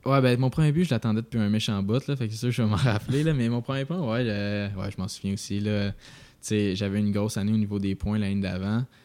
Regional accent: Quebec, Canada; moved away as an adult; also born or lived in Vermont; en tant que Québécois qui arrive dans une université américaine

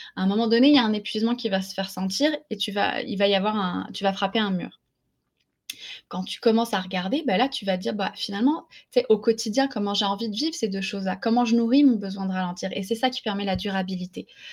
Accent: France; moved away as an adult; now in Quebec, Canada; je ne suis pas québécoise, je suis, euh, je française. J'ai émigré au Québec en 2002

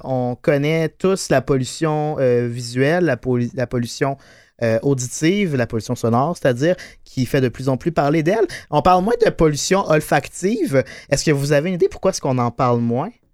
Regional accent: Beauce, Quebec, Canada; on vient de la Beauce

